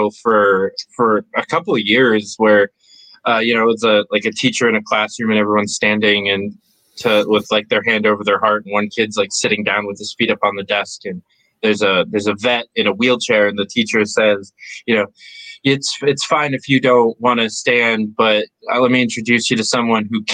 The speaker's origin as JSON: {"language": "English", "region": "New York", "country": "United States", "said": "I'm from New York"}